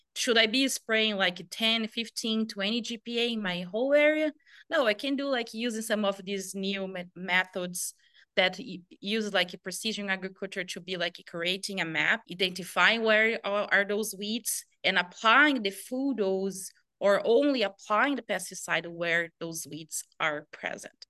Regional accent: Brazil; moved away as an adult; also born or lived in Nebraska, United States; I came from Brazil

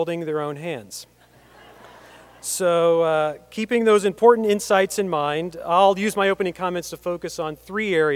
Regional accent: Lincoln, Nebraska, United States; moved away; a place where I spent pretty much every fall Saturday of my childhood growing up in Memorial Stadium

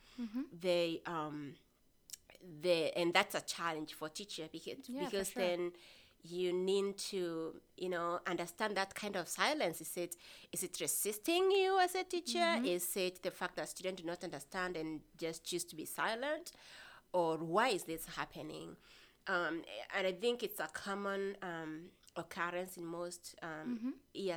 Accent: Kenya; first language Kimeru, Swahili; English is a second language; moved away; So I grew up in Kenya, rural setting in Kenya. Mm-hmm. I grew up speaking two languages, Kimeru and Kiswahili.

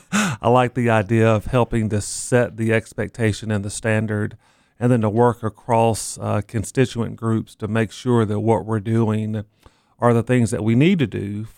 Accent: Knoxville, Tennessee, United States; moved away as an adult; also born or lived in Rock Hill, South Carolina / Athens, Georgia / Mississippi; now in Lincoln, United States; I was born in Knoxville, Tennessee, and had the good fortune of working in Tennessee for a number of years.

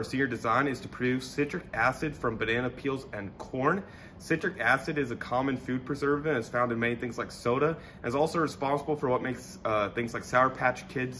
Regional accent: Omaha, Nebraska, United States; now in Lincoln, United States; I'm originally from Omaha, Nebraska. I'm a senior chemical engineer here at the University of Nebraska-Lincoln.

